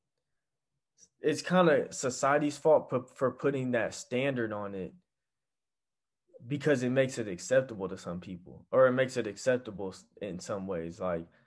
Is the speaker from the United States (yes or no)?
yes; United States; as an American